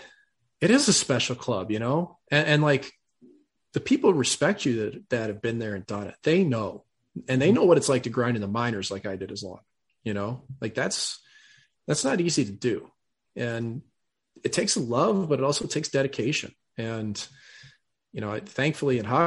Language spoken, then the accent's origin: English; United States; I'm American.